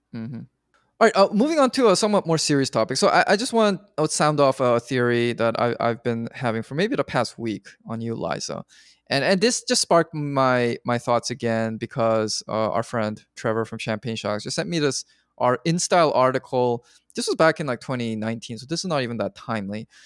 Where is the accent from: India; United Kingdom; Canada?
Canada; I'm Canadian